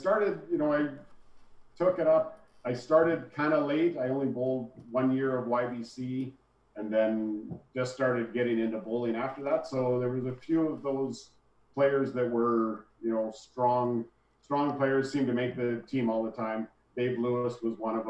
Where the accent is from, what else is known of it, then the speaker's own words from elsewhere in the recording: Calgary, Alberta, Canada; I grew up in Calgary, bowled in Calgary